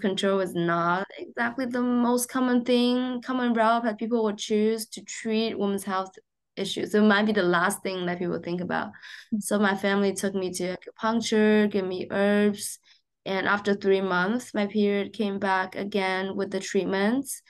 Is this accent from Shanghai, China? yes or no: yes; Shanghai, China; moved away; I grew up in Shanghai, um, in a very normal family